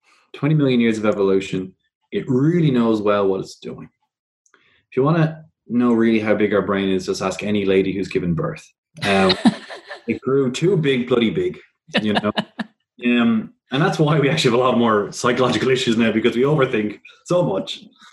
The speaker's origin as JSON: {"language": "English", "country": "Ireland", "moved": "yes", "lives_now": "Australia", "said": "around 3.5 years ago when I moved to Australia from Ireland, I realized that there was a big difference in Australian media"}